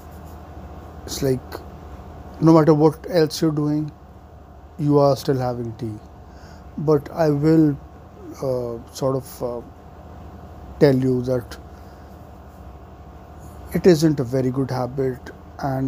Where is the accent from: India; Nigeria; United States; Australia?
India